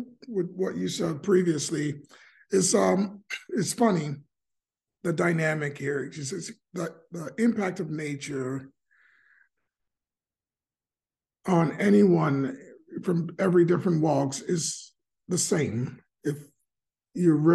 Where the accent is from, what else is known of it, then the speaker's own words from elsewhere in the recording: United States; I was raised in America